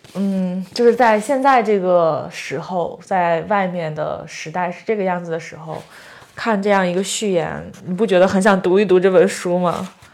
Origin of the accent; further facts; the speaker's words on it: near Laizhou, Shandong, China; 他的老家离我的老家， 就是特别，特别近